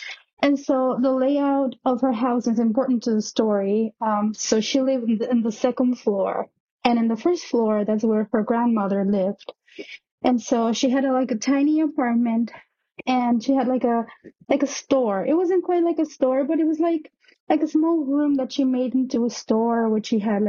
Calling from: New York, United States; also born or lived in Mexico City, Mexico; I'm calling from New York. This story happened back when I was living in Mexico City.

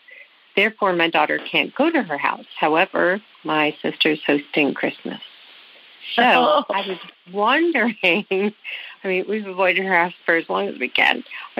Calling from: New York, United States; I'm calling from New York.

